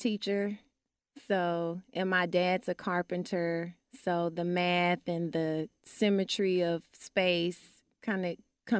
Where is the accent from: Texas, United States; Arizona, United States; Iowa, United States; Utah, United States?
Texas, United States; Dallas; West Dallas, and then moved to Oak Cliff while I was training at Booker T. Washington High School for the Performing and Visual Arts.